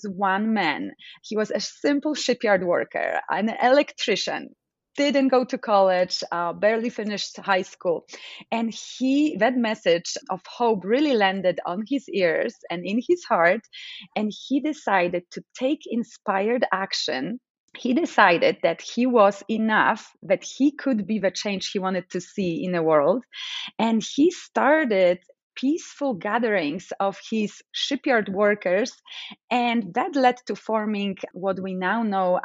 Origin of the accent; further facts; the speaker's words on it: Poland; English is a second language; now in United States; I come from Poland, as you know, and I grew up in Poland during the times of communism.